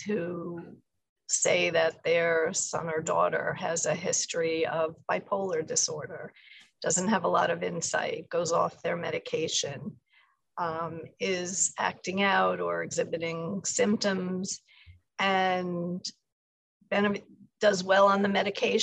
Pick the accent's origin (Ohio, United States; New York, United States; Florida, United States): New York, United States; New York City; Born and raised Upper East Side of New York.